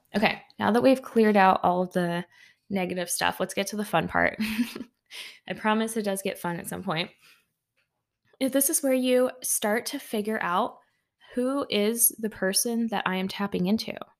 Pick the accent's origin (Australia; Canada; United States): United States; being an American myself